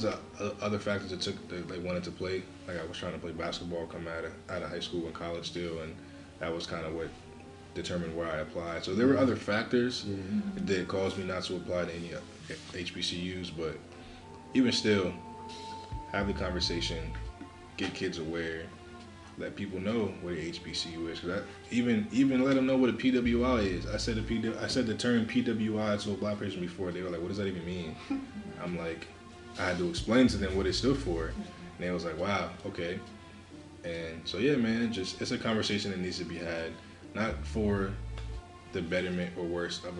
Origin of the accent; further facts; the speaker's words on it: New Jersey, United States; where I grew up in Jersey